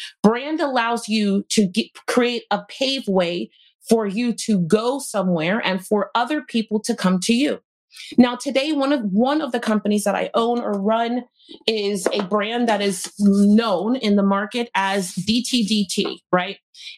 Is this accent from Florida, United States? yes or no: yes; Florida, United States; I'm from Florida, I head to North Carolina